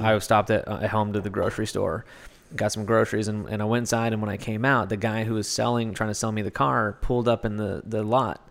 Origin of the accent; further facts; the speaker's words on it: Kentucky, United States; now in Los Angeles, United States; I'm from Kentucky.